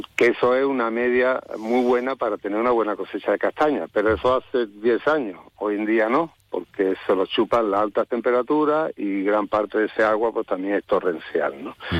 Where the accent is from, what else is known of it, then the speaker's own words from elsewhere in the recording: Málaga, Andalusia, Spain; also born or lived in Valle del Genal; yo soy de Málaga, me crié en Málaga